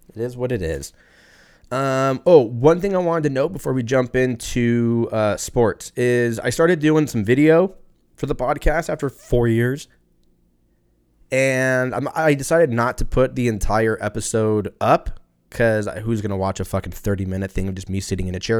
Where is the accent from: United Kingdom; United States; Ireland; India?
United States; I'm American